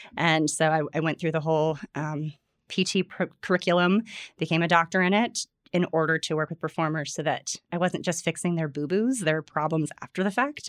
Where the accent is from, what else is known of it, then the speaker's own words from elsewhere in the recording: Florida, United States; I grew up in Florida